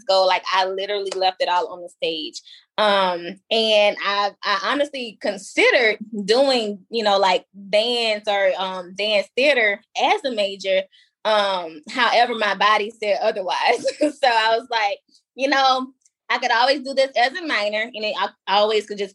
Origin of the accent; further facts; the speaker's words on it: Baton Rouge, Louisiana, United States; a pageant director in my hometown of Baton Rouge